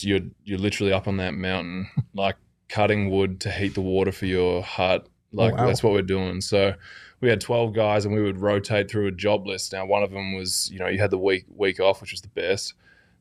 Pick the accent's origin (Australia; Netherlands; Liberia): Australia; moved away as an adult; now in Phoenix, United States; I'm Australian.